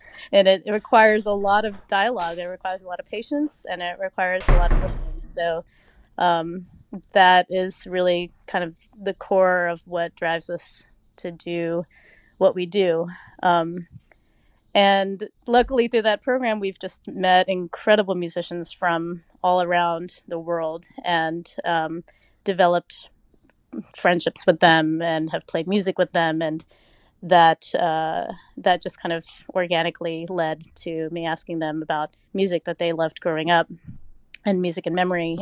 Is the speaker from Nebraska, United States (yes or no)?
no; Oak Ridge, Tennessee, United States; moved away; I grew up in Oak Ridge, Tennessee.